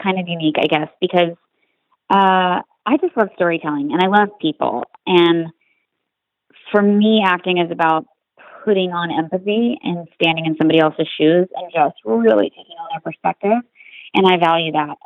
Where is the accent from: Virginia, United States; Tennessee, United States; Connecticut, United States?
Virginia, United States; Roanoke; moved away as an adult; now in Los Angeles, United States; I grew up in Roanoke, Virginia